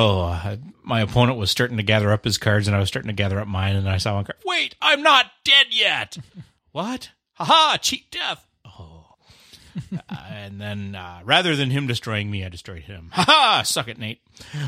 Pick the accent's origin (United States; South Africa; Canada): Canada; I'm the Canadian.